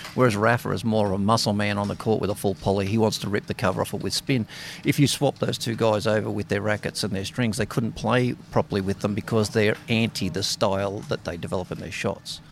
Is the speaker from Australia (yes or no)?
yes; Sydney, New South Wales, Australia; I'm from Sydney, but obviously working here at the Australian Open.